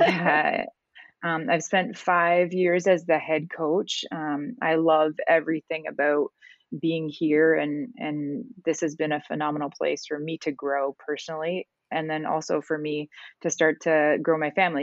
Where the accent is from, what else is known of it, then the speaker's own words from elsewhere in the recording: Canada; moved away as an adult; I'm originally from Canada